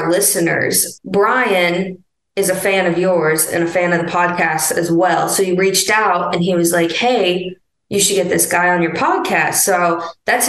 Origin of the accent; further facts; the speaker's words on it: Missouri, United States; moved away; back home, I'm from Missouri